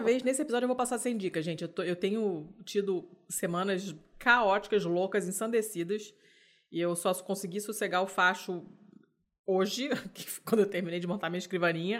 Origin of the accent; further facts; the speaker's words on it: Rio de Janeiro, Brazil; falo enquanto carioca